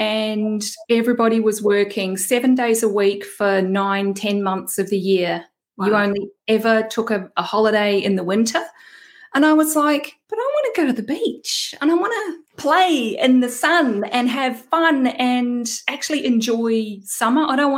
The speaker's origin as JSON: {"language": "English", "country": "New Zealand", "accent": "Kiwi twang", "lives_now": "Australia", "said": "My first disclaimer is that I live in Australia, but I'm actually a Kiwi. So if anyone is picking up on that little twang in my accent, that's why. I've got a hybrid thing going on."}